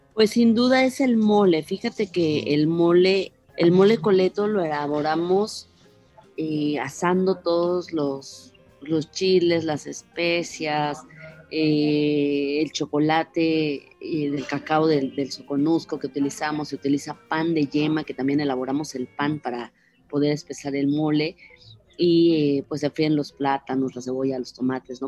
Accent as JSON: {"language": "Spanish", "town": "San Cristóbal de las Casas", "region": "Chiapas", "country": "Mexico", "tie": "born or raised there", "said": "Yo soy originaria de San Cristóbal de las Casas"}